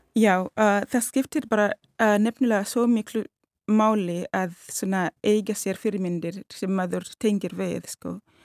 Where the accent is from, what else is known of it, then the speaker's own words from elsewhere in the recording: Kenya; Icelandic is a second language; now in Iceland; ég ólst upp í Kenya